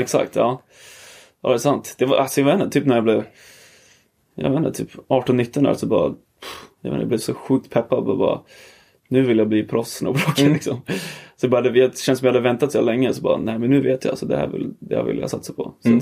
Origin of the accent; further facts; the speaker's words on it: Åre, Jämtland, Sweden; also born or lived in Trelleborg / Greece; så då flyttade vi upp hit när jag var typ fyra